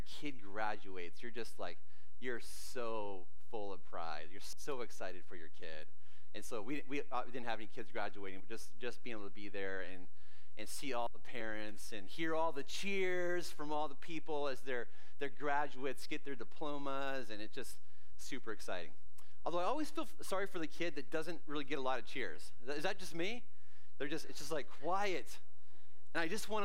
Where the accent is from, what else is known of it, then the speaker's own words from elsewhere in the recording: Canada; I grew up in Canada